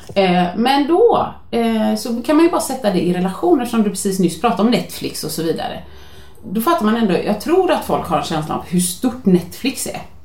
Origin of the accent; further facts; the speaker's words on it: Gothenburg, Västra Götaland, Sweden; jag är från Göteborg